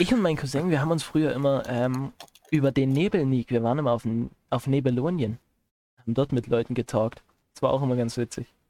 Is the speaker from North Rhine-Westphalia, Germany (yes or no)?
no; Chemnitz, Saxony, Germany; also born or lived in Erzgebirge; wo ich herkomme. Ich sagte aus aus Chemnitz